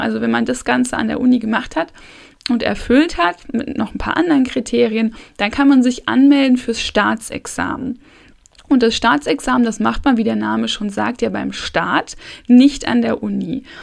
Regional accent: Hamburg, Germany; ich komme aus Hamburg

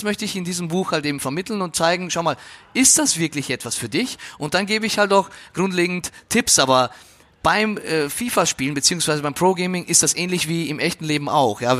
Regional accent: Austria; now in Germany; dass du äh, maturierst, sagt man bei uns in Österreich, ja, hier ist es halt Abitur machst

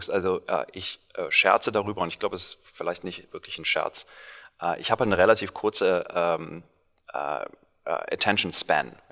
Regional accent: Cologne, North Rhine-Westphalia, Germany; moved away as an adult; now in Silicon Valley, United States; gebürtiger Kölner

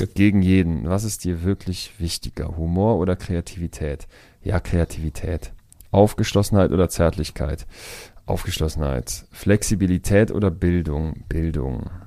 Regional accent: Germany; als Deutscher

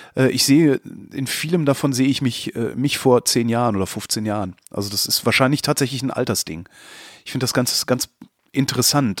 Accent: Germany; uns, also als Deutsche

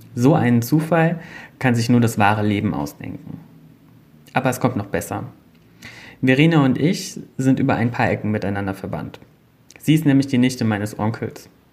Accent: Singhofen, Rhineland-Palatinate, Germany; moved away as an adult; also born or lived in Nastätten / Bad Ems / Germersheim / Netherlands; now in Münster, Germany; Ich bin in Singhofen aufgewachsen und den Großteil meiner Schulzeit habe ich in Bad Ems verbracht.

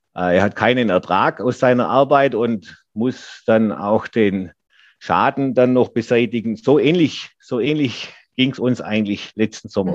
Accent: Geislingen an der Steige, Baden-Württemberg, Germany; hier in meiner Heimatstadt

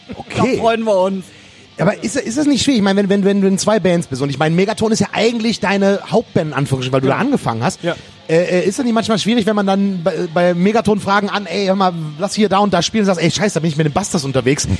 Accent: Rhineland, Germany; ich bin Rheinländer.

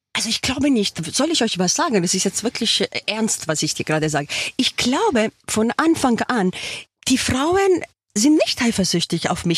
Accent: Switzerland; now in Germany; ich bin in der Schweiz geboren.

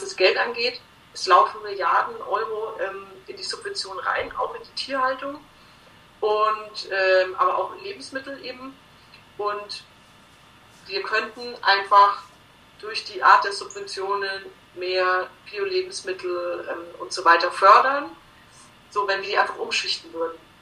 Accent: Bavaria, Germany; bei uns in Bayern

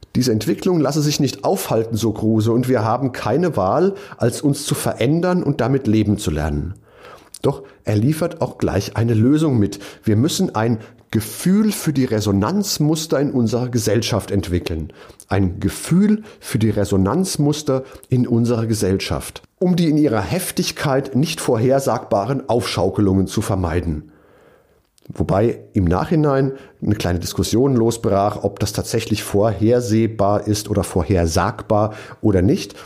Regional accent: Mainz, Rhineland-Palatinate, Germany; in meiner Heimatstadt

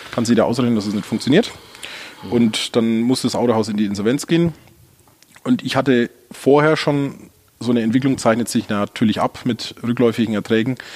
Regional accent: Gunzenhausen, Bavaria, Germany; now in Ulm, Germany; Ich komme aus Gunzenhausen, ich bin Franke, der im Exil lebt

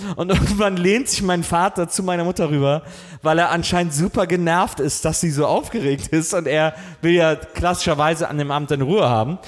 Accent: Wesseling, North Rhine-Westphalia, Germany; ich bin in Wesseling groß geworden, genau zwischen Köln und Bonn

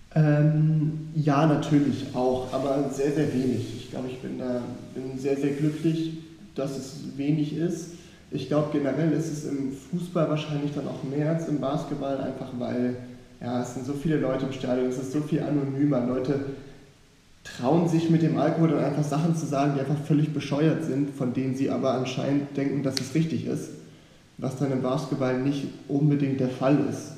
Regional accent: Hamburg, Germany; bin in Hamburg aufgewachsen, in einer guten Gegend

